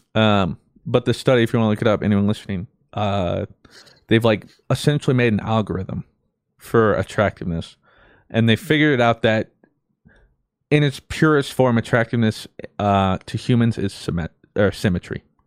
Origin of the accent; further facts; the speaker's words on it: United States; us growing up in America